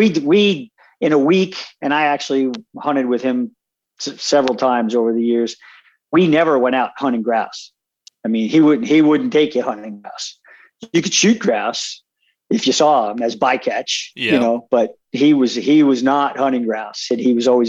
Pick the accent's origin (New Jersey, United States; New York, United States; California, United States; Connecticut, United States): New York, United States; Long Island; moved away as an adult; now in Wyoming, United States; when I was growing up on Long Island